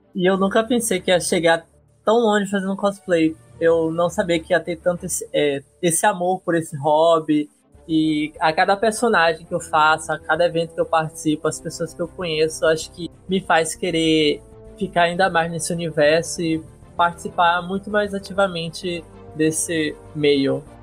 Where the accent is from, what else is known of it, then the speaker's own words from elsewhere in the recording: Salvador, Bahia, Brazil; Sou de Salvador, Bahia